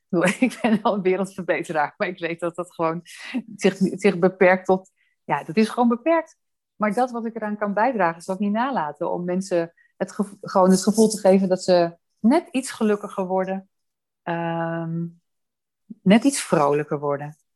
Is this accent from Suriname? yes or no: no; Amsterdam, North Holland, Netherlands; born there; ik heb mijn wieg in Amsterdam gestaan